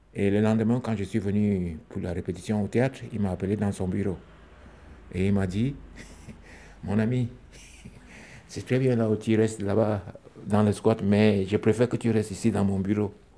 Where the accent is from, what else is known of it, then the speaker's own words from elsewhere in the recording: Cameroon; moved away as an adult; now in France; Je suis camerounais, je suis compteur, musicien, comédien. Je vis en France depuis euh, les années 2003